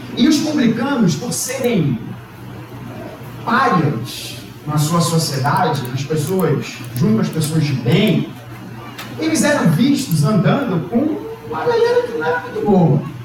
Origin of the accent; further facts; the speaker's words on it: Brazil; Nós somos brasileiros